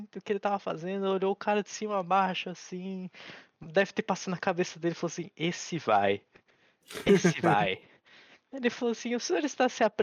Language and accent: Portuguese; Japan; born there; porque eu nasci no Japão, né? Eu tenho que andar com a pasta de documentos para comprovar que eu não sou daqui.